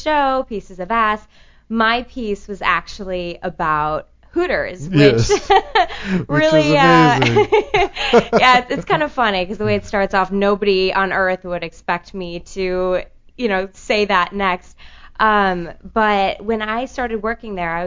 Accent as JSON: {"language": "English", "town": "Chicago", "region": "Illinois", "country": "United States", "said": "I'm from Chicago"}